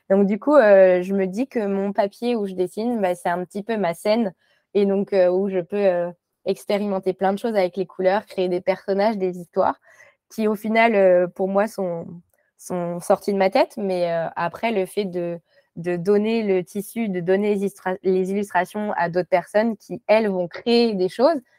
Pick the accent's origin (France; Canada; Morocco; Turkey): Morocco; born there; c'est que je suis née au Maroc mais de parents, euh, pas de parents marocains, de parents français.